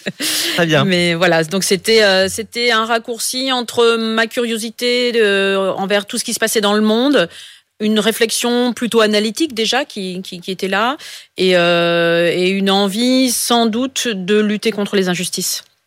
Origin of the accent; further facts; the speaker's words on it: Pas-de-Calais, Hauts-de-France, France; je suis du Pas-de-Calais, donc dans, le Nord, on a quand même cette valeur euh, fortement chevillée au corps